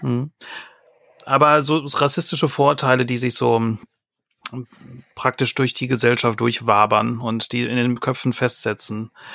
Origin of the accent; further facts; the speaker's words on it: Ostwestfalen-Lippe, North Rhine-Westphalia, Germany